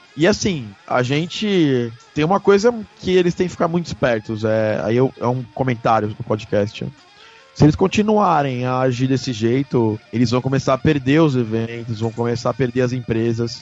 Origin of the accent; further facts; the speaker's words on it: Brazil; eu não sou árabe, eu não sou espanhol, sou brasileiro